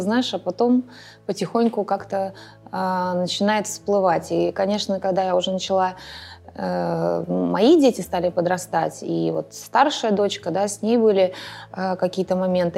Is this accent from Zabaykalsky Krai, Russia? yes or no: no; Moscow, Russia; я вообще москвичка в четвертом поколении